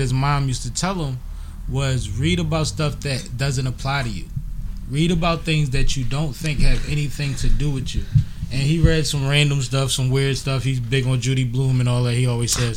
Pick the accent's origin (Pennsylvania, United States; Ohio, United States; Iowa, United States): Pennsylvania, United States; Philadelphia; also born or lived in Baltimore; I'm from Philly.